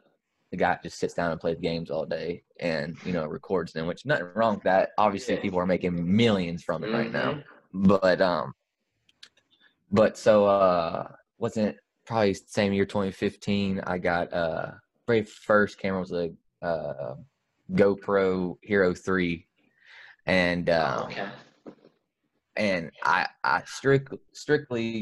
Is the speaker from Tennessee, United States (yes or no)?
yes; Memphis, Tennessee, United States; I am born and raised in Memphis, Tennessee